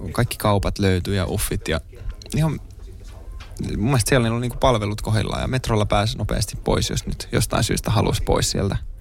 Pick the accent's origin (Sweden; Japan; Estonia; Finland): Finland; Helsinki, Uusimaa; also born or lived in Kontula, Helsinki; Mä oon itse Pohjois-Helsingistä Mosasta